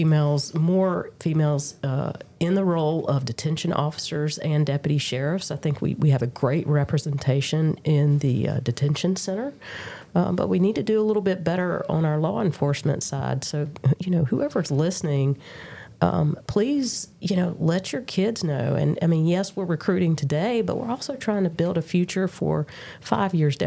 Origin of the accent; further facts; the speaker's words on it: Durham, North Carolina, United States; I was born and bred in Durham